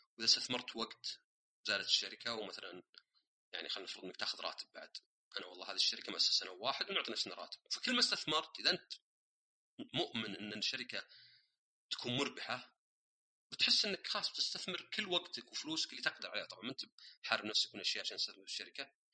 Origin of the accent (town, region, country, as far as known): Saudi Arabia; born or raised there; also born or lived in Austria / Germany / Canada